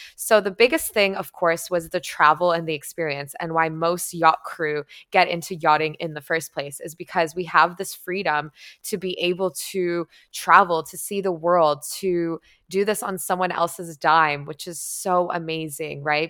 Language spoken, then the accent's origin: English; Toronto, Ontario, Canada; moved away as an adult; my hometown in Toronto